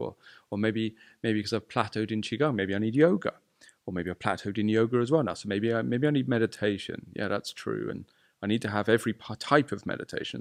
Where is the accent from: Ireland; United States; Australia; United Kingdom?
United Kingdom; I'm British